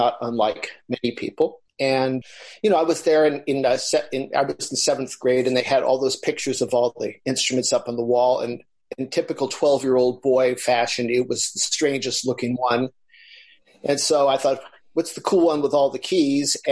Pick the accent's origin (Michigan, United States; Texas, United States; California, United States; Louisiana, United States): California, United States; Los Angeles; I grew up in Los Angeles